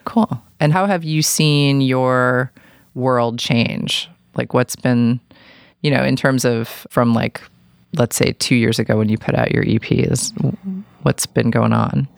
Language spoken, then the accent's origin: English; New York City, New York, United States; moved away; I grew up in New York City